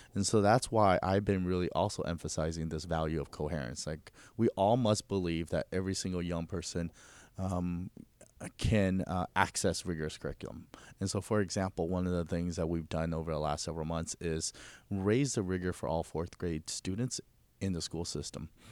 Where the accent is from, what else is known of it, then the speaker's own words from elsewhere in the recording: United States; first language Mandarin Chinese; English is a second language; I came to America at the age of six. Um, I started school in America in first grade